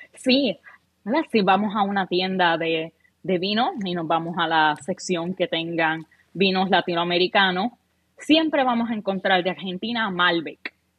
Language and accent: Spanish; Puerto Rico; moved away; En Puerto Rico, para nuestros oyentes, la edad es 18 años. Podemos tomar desde bien jovencito. Um, allá con mi familia